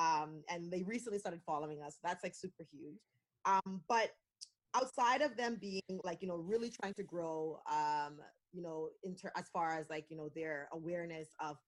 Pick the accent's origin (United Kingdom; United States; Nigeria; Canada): Canada; we're still excited to be Canadian